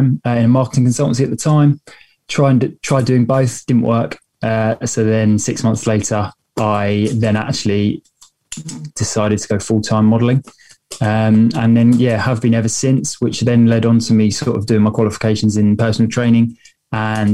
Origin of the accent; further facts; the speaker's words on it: Hastings, South East England, United Kingdom; moved away as an adult; now in London, United Kingdom; I'm actually originally from the South Coast. So I'm from a place called Hastings, which is in the South Coast of England, but now London based.